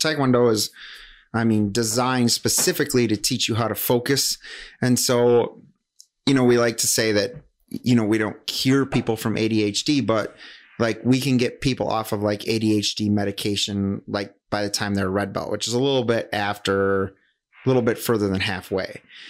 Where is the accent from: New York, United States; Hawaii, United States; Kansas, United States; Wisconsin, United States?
Wisconsin, United States; Whitehall; now in Wausau, United States; So I teach right here in Wausau right now. I grew up in Whitehall, Wisconsin.